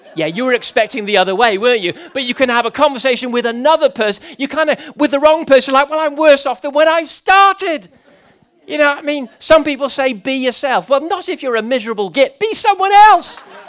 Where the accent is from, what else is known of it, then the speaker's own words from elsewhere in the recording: Gibraltar; growing up in Gibraltar